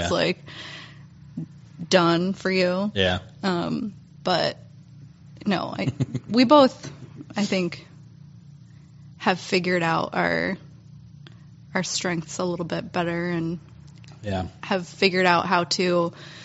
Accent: Reston, Virginia, United States; now in Syracuse, United States; I grew up in Reston and it's a lot of, you know, strip malls

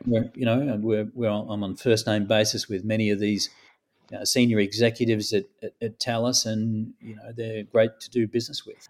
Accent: Melbourne, Victoria, Australia; moved away as an adult; also born or lived in London; I was from Melbourne

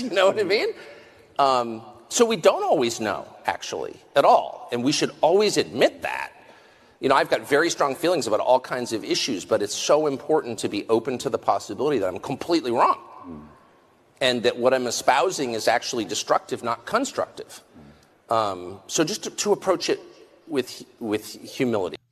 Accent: United States; I'm American

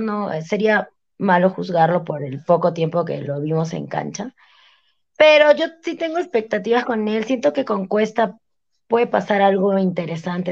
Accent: Arequipa, Peru; somos hinchas de Melgar, amamos nuestro equipo, somos arequipeños

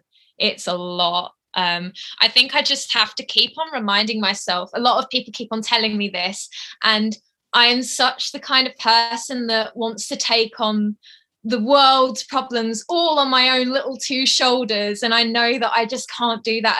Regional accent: Essex, East of England, United Kingdom; now in Yorkshire, United Kingdom; I'm from the south. I'm from Essex, but I'm living in the north, so Yorkshire

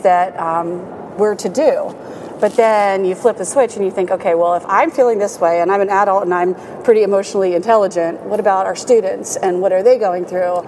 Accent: Williamsport, Pennsylvania, United States; I grew up in Williamsport

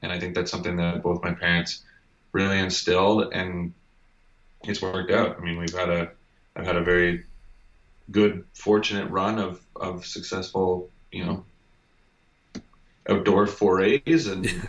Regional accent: Ontario, Canada; So I grew up in Ontario, actually, on a lake in a rural area

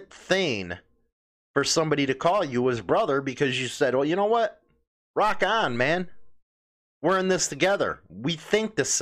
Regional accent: Chicago, Illinois, United States; the neighborhood that I grew up in Chicago

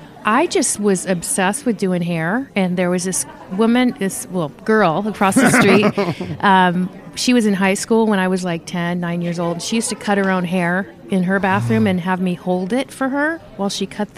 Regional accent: Napa, California, United States; also born or lived in San Francisco / Virginia; I was born in San Francisco, and I lived in Virginia as a kid for a while. And then we moved to California, to Napa, California, when I was 12 and retired. So so I'm kind of from Napa, but I don't really know where I'm from.

